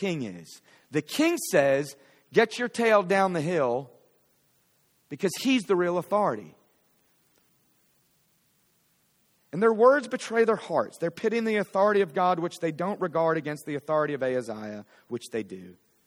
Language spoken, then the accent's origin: English; Philadelphia, Pennsylvania, United States; now in Fort Worth, United States; I'm from Philly.